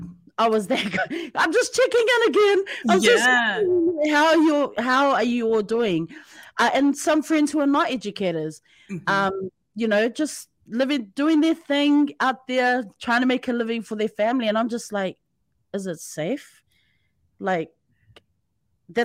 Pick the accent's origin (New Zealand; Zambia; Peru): New Zealand; now in Japan; I'm from New Zealand